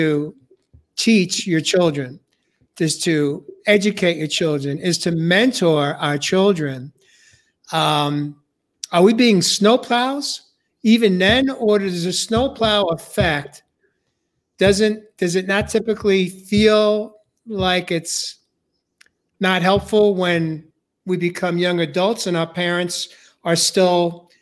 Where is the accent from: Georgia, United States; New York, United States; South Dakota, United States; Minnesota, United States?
New York, United States; growing up in New York